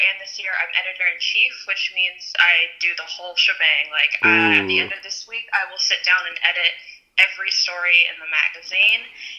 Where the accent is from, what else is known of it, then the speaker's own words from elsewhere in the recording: Wilmington, Ohio, United States; I am from Wilmington, Ohio. It's around the Dayton area. I'm a senior at OU and I'm majoring in journalism strategic communications.